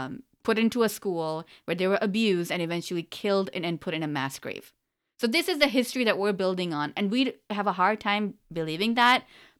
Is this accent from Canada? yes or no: no; Pakistan; No, you know, okay, we're Pakistani, so I'm going to talk about Pakistan